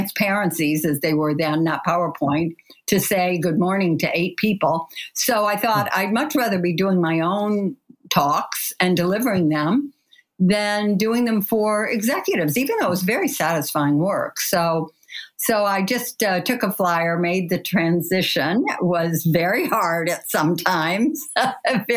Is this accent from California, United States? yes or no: no; Kalamazoo, Michigan, United States; I grew up in Kalamazoo, Michigan